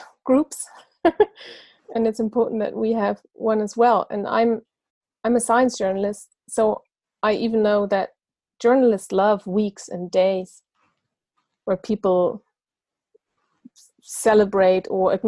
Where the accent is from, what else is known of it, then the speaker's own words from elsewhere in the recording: Germany; also born or lived in Munich; I'm from Germany, living in Munich